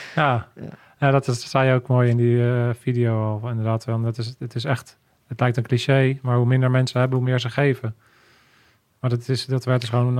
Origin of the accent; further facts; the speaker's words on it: Netherlands; ik ben ook echt een Hollander.